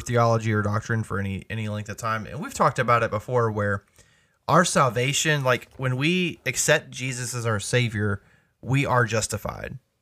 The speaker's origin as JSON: {"language": "English", "country": "United States", "said": "us as American believers"}